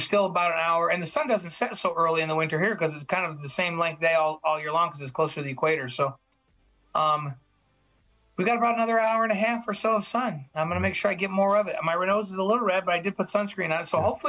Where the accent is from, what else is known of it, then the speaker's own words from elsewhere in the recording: Elmira, New York, United States; moved away; my hometown of Elmira, New York.